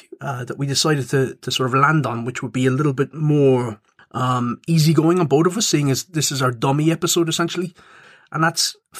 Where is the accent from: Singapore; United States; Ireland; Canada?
Ireland; Cork, Munster; I'm from Cork. Wasn't born there, but I was brought up there.